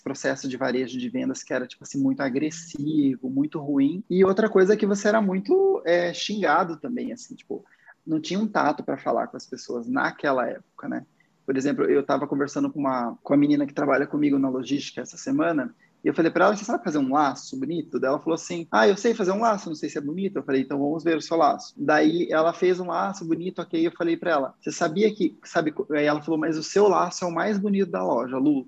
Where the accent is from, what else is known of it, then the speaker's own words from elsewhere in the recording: Cuiabá, Mato Grosso, Brazil; moved away as an adult; now in Curitiba, Brazil; eu nasci lá no Mato Grosso, né? Eu sou de Cuiabá e eu comecei a trabalhar na vida com shopping lá